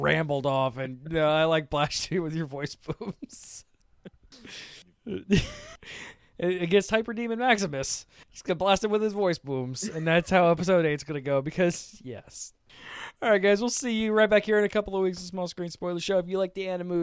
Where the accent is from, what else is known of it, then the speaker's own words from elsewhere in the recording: Tampa, Florida, United States; I'm from Tampa Bay, Florida